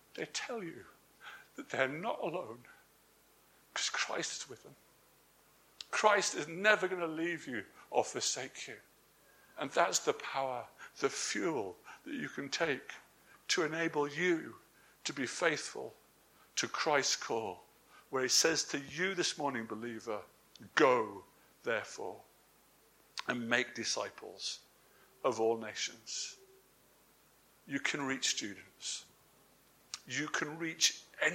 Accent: England, United Kingdom; I'm English.

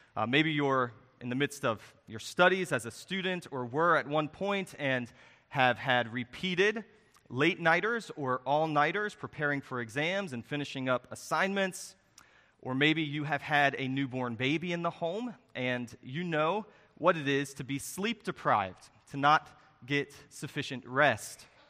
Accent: Harrisonburg, Virginia, United States; the church that I grew up in in Harrisonburg, Virginia

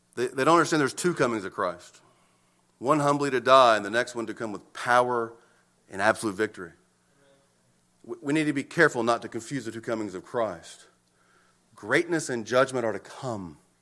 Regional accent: United States; American citizens

